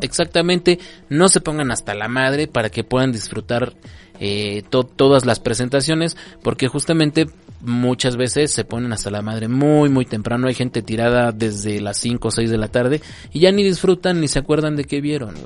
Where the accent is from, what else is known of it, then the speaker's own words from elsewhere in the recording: Mexico; somos mexicanos